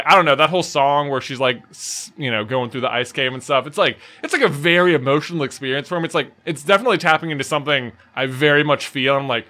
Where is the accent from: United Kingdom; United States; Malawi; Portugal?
United States; Appalachian Mountains; we grew up in the Appalachian Mountains.